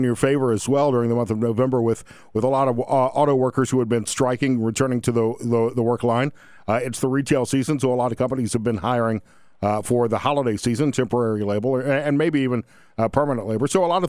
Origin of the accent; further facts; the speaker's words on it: the South, United States; Being an Alabama fan, I'm obviously from the South